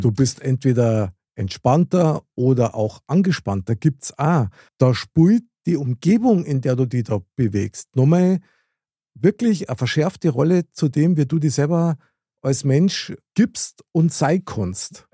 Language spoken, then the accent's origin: German; Bavaria, Germany; wir aus Bayern